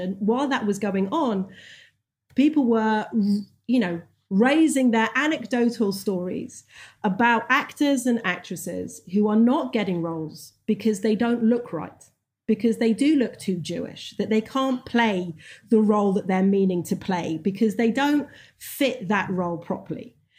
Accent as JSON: {"language": "English", "region": "England", "country": "United Kingdom", "tie": "born or raised there", "moved": "yes", "said": "when I was growing up in England"}